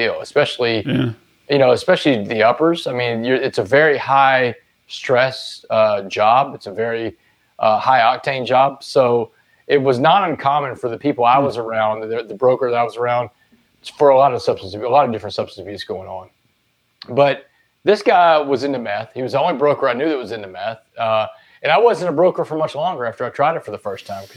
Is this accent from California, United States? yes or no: no; Texas, United States; I was a great athlete growing up in Texas